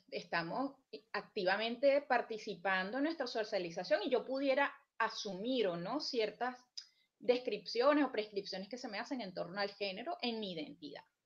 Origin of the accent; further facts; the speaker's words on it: Venezuela; moved away; yo como venezolana